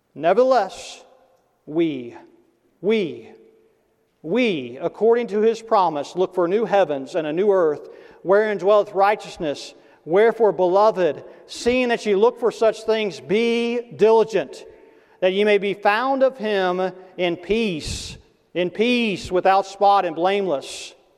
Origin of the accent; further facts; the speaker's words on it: Tennessee, United States; when I was growing up in Tennessee, you know, the South